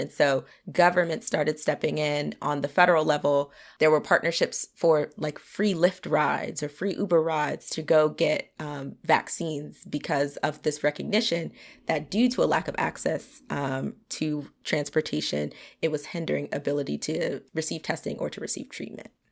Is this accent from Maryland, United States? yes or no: yes; Potomac, Maryland, United States; grew up in Potomac, Maryland.